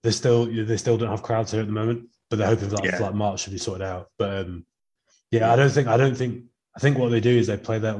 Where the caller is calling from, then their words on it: Canada; So I'm calling in from Canada